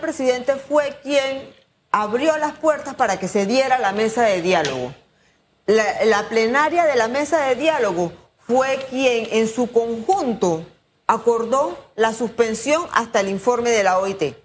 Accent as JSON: {"language": "Spanish", "country": "Panama", "said": "Como ciudadanos, como panameños"}